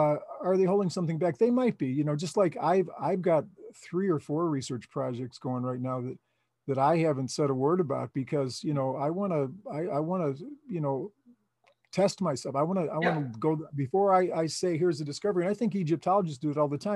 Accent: Chicago, Illinois, United States; moved away; I was from Chicago.

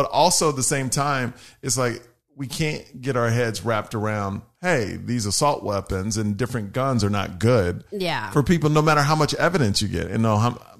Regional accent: Texas, United States; I'm from Texas.

